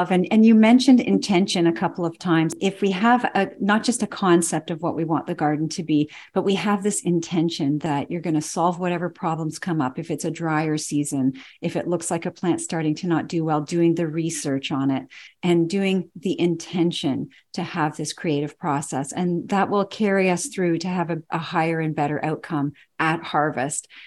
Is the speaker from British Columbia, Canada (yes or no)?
no; Toronto, Ontario, Canada; born there; I was born in Toronto.